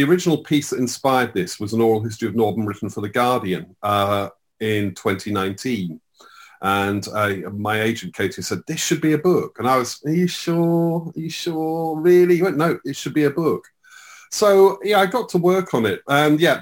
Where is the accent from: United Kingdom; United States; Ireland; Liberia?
United Kingdom; Slough, South East England; I grew up in Slough